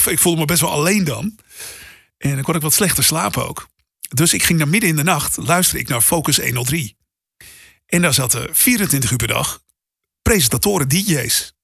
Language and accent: Dutch; Hoorn, North Holland, Netherlands; wij verhuisden toen ik een jaar of tien was naar Horen. Dus 30 eh, kilometer boven Amsterdam.